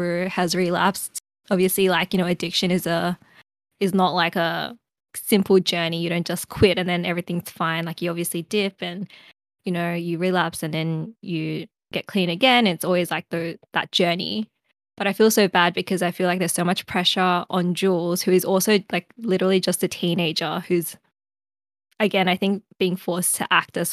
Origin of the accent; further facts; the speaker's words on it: Australia; as an Australian.